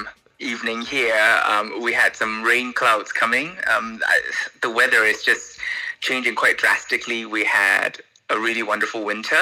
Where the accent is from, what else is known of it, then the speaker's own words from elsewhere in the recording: Kuala Lumpur, Malaysia; moved away as an adult; also born or lived in Philippines; now in Switzerland; I'm originally from Malaysia. I'm born in Kuala Lumpur, which is the capital of Malaysia, and I'm of Chinese descent.